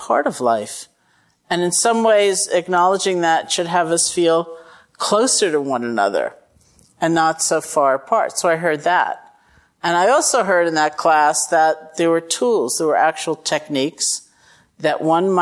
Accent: Massachusetts, United States; I'm from Massachusetts

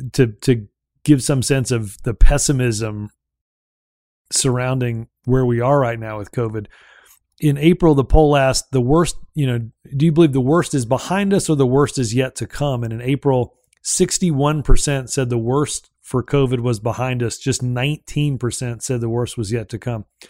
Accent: Alabama, United States; Alabama, uh, my home state

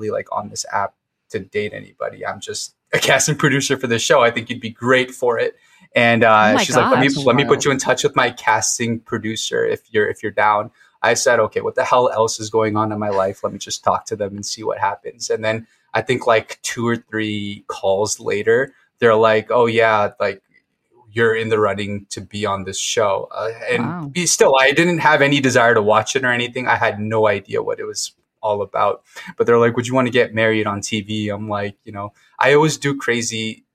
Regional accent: Fort Lauderdale, Florida, United States; moved away as an adult; now in Chicago, United States; I live in Chicago, but I'm from Fort Lauderdale, Florida. Lived there most of my life. Moved to Chicago 5 years ago last month

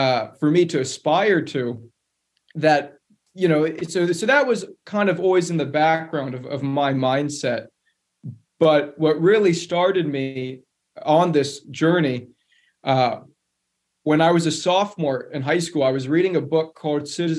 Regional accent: Agoura Hills, California, United States; I'm from Agoura Hills, California. It's a suburb north of Los Angeles.

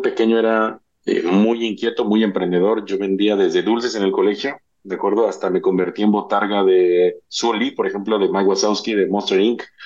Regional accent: Mexico; soy mexicano

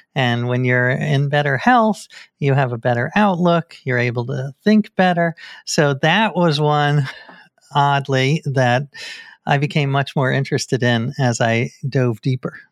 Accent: New York, United States; I grew up in New York, one block away from the Scientology Center in New York

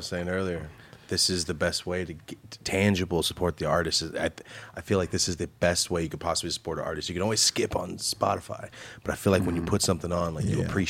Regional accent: Central California, United States; I'm from the Central California

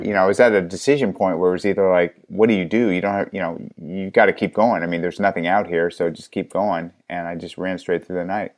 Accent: Los Angeles, California, United States; I was actually born in L

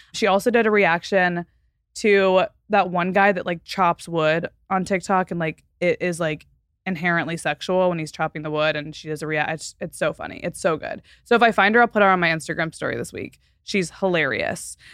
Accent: Fort Worth, Texas, United States; moved away; Fort Worth, which is my hometown

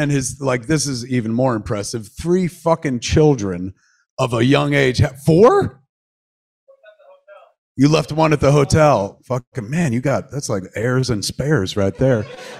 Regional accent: Delaware, United States; now in Alaska, United States; I grew up in Delaware

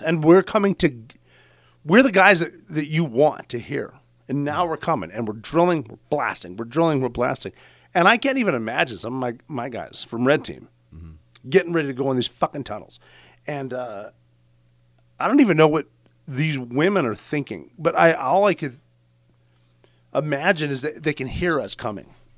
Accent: Butte, Montana, United States; I'm from Butte, Montana

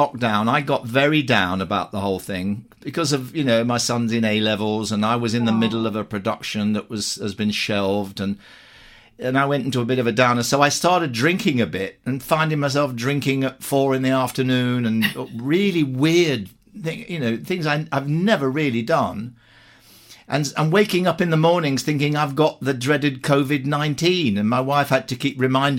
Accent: Ilkeston, East Midlands, United Kingdom; born there; Well, I was born in Ilkeston in Derbyshire, which is about 20, 30 miles from Eyam itself.

